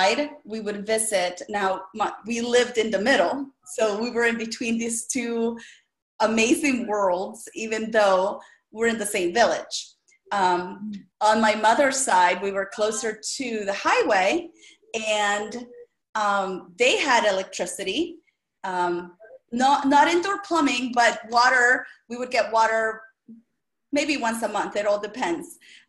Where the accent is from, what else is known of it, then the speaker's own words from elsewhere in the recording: El Salvador; English is a second language; moved away; I was born and raised in El Salvador, and that's the smallest country in Central America